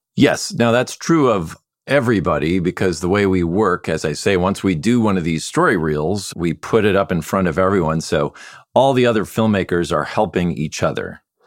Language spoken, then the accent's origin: English; Midwest, United States; I grew up in the Midwest